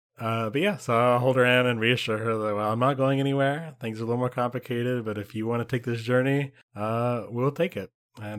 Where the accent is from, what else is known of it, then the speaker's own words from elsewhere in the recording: Alabama, United States; we grew up in Alabama. There are some really fanatic people in Alabama.